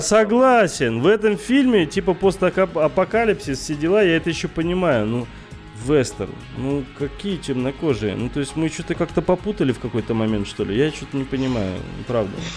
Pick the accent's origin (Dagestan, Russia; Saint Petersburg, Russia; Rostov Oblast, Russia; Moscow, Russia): Dagestan, Russia; сам дагестанец